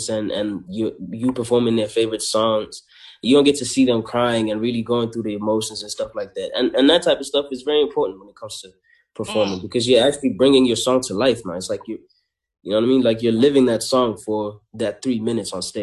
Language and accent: English; South Africa; I come from Ilovo